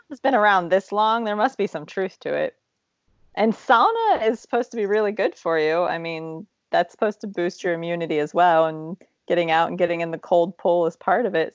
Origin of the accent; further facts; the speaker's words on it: Appalachia, United States; as Appalachian as I am